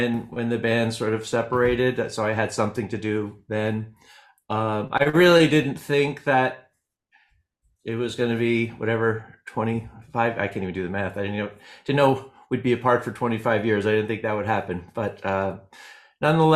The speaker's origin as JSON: {"language": "English", "area": "Hudson Valley", "region": "New York", "country": "United States", "said": "I'm from the Hudson Valley. I know people think I'm from New Jersey"}